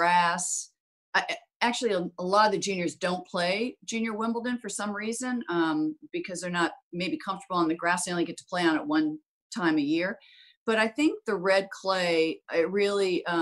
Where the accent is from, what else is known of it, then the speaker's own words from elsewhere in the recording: Florida, United States; I was brought up on clay in Florida